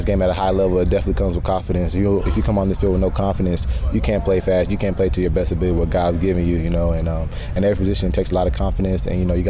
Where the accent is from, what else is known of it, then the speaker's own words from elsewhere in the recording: Nashville, Tennessee, United States; Yeah, well, I'm from Nashville.